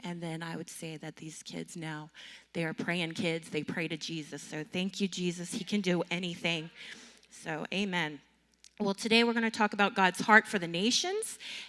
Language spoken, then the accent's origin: English; North Carolina, United States; moved away as an adult; We came from North Carolina. We just moved here about a year ago, and we served as children's pastors or children's ministers.